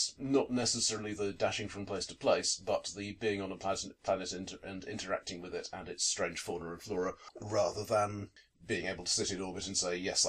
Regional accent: United Kingdom; as British gamers

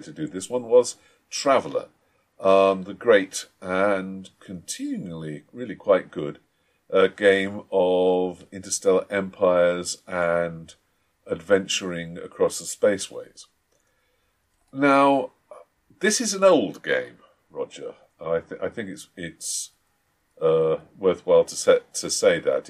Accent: United Kingdom; we, we're British

